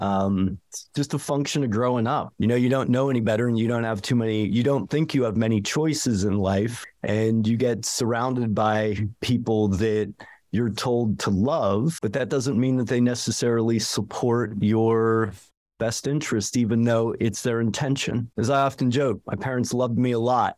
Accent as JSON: {"language": "English", "town": "Ligonier", "region": "Pennsylvania", "country": "United States", "tie": "born or raised there", "also_born_or_lived": "Braddock, Pennsylvania / Florida / Vermont", "moved": "as an adult", "lives_now": "Jackson Hole, United States", "said": "my folks moved us up to a rural environment about outs, about an hour outside of the city in the town called Ligonier"}